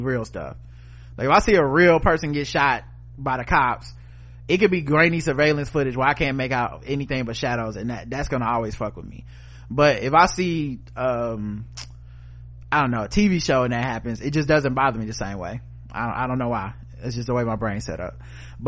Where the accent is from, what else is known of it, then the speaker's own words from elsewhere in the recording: Nebraska, United States; I looked at them the same way folks would look at me when I tell them I grew up in Nebraska.